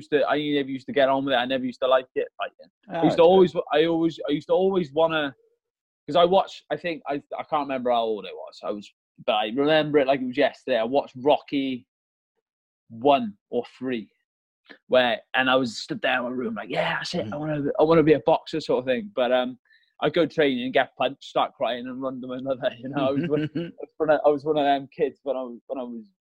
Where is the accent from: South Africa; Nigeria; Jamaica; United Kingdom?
United Kingdom; Malvern, West Midlands; also born or lived in Merthyr Tydfil, Wales; I'm originally from Merthyr Tydfil in South Wales. But when I was a youngster, well, I was 7 years old, we moved up in England in a place called Malvern